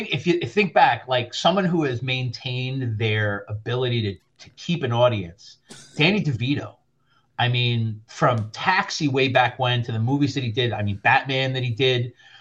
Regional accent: New York City, New York, United States; now in New Jersey, United States; I'm not originally from New Jersey. I'm originally from South Queens.

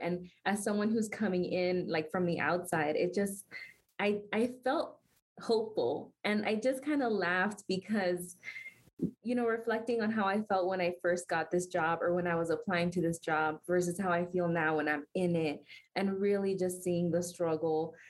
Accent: Miami, Florida, United States; moved away as an adult; now in Denver, United States; I'm from Miami, I'm not from Denver originally

